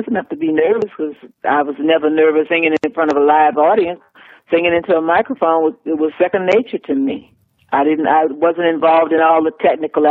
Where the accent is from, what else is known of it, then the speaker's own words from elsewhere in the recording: New Orleans, Louisiana, United States; growing up in New Orleans